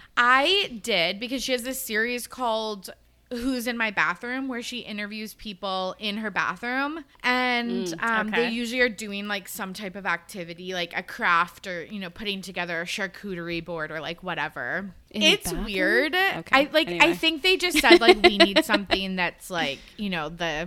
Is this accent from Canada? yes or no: yes; Canada; As a Canadian, like